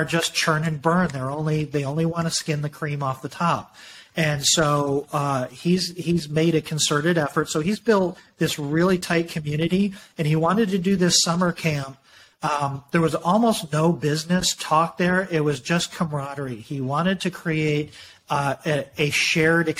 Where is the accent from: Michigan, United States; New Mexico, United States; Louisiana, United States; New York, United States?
Michigan, United States; I grew up in Michigan like you did